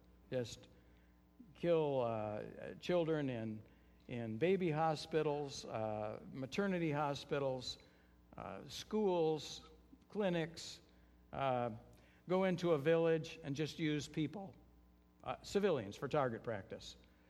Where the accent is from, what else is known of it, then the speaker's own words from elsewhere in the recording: United States; now in Ukraine; because I'm an American, I can flee.